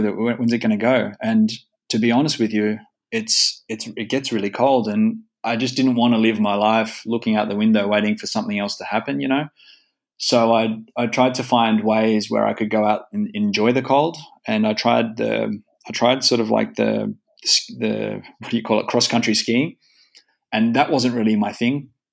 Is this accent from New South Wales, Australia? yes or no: yes; Sydney, New South Wales, Australia; moved away as an adult; now in Espoo, Finland; I was born in Manly, in, so which is just down the road from uh, Bondi